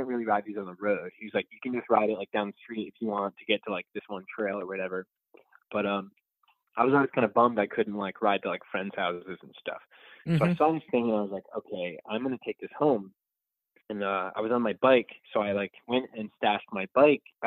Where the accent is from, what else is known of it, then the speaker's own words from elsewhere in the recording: Rhode Island, United States; I grew up in Rhode Island